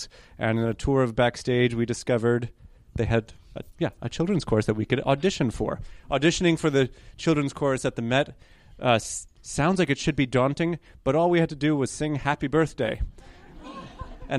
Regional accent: New York, United States; first language Hebrew and Polish; English is a second language; I was born in New York. My sister was born in New York. So grew up in the city or right next to it, and English wasn't even our first language

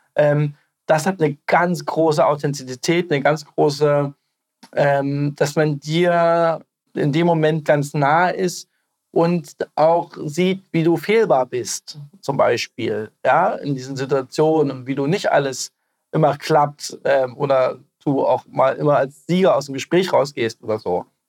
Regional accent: East Germany, Germany; als Ostdeutsche

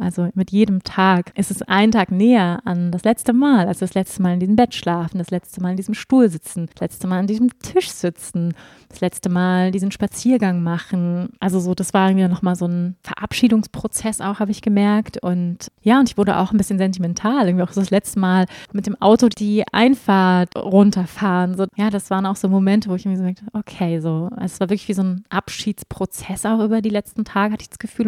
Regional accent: Germany; moved away as an adult; now in Portugal; ich bin trotzdem in Deutschland geboren und bin in der deutschen Kultur groß geworden

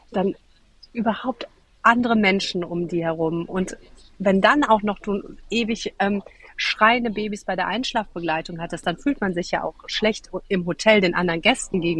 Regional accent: Cologne, North Rhine-Westphalia, Germany; Nee, und ursprünglich komme ich aus Köln

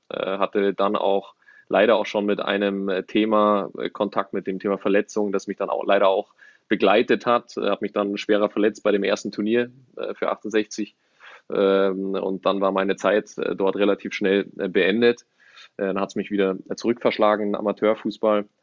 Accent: Ismaning, Bavaria, Germany; auch groß geworden in der Nähe von München, in Ismaning.

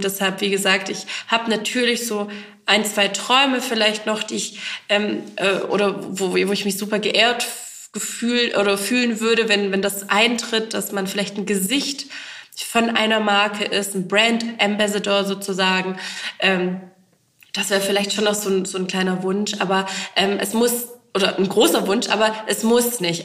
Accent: Eislingen, Baden-Württemberg, Germany; in Eisling, also in der Heimatstadt des Labels sozusagen, auch in meiner Heimatstadt

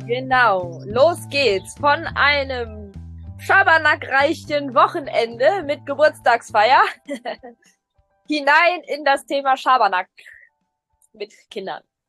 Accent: Germany; bei uns in Deutschland

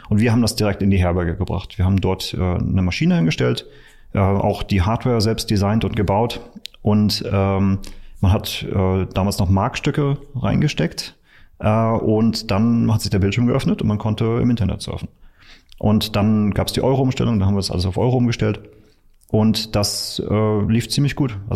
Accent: Mecklenburg-Vorpommern, Germany; In der Nähe von Schwerin in Mecklenburg.

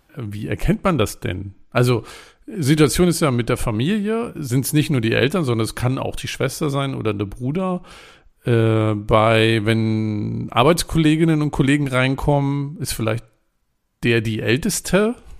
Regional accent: Germany; ich als Deutscher

